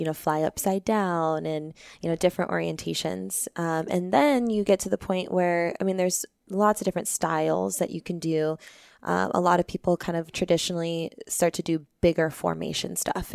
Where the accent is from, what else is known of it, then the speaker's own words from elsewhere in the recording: Peoria, Arizona, United States; also born or lived in Phoenix, Arizona / Anthem, Arizona / Tempe, Arizona / Maricopa, Arizona; born and raised in Arizona. Um, I grew up in Peoria